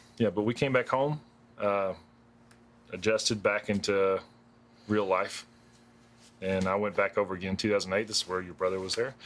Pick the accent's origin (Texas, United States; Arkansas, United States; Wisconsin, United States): Arkansas, United States; Polk County; I grew up in Arkansas.